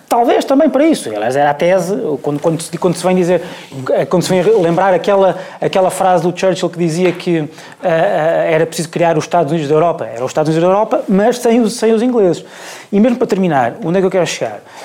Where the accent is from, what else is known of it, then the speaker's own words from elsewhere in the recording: Portugal; sendo português